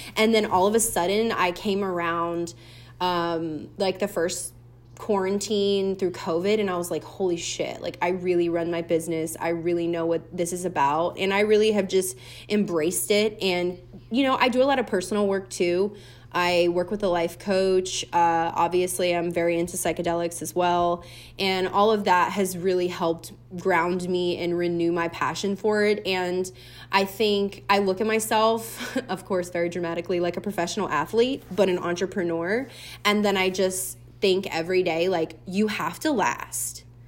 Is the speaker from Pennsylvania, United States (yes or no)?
no; Louisiana, United States; moved away; I grew up with in Louisiana